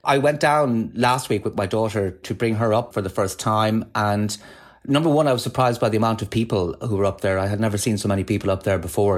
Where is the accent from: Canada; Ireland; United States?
Ireland; Galway, Connacht; I grew up in Galway